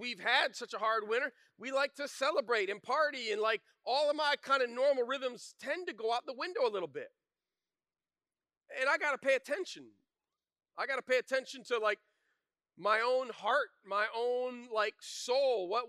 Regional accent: Flint, Michigan, United States; I grew up in Flint, Michigan, in the 80s

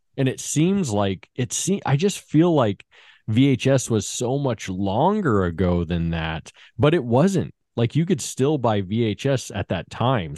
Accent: Las Vegas, Nevada, United States; I grew up in Vegas, and in Vegas, off of Warm Springs and Eastern

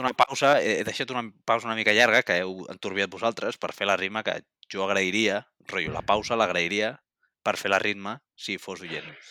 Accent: Catalonia, Spain; com a catalans de bé

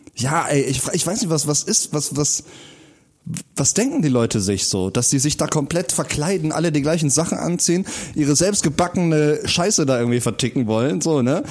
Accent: Rhineland, Germany; born or raised there

